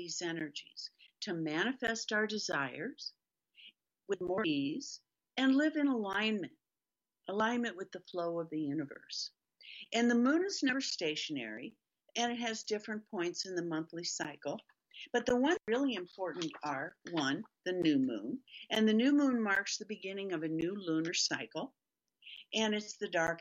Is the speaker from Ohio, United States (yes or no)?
yes; Toledo, Ohio, United States; I was raised very Catholic in Toledo, Ohio, in Catholic school